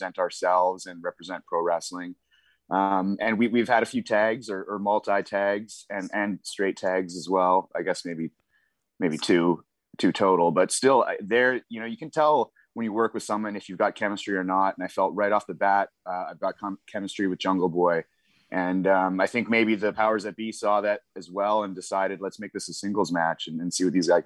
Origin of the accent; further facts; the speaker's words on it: British Columbia, Canada; Growing up in Western Canada, I grew up loving the Harts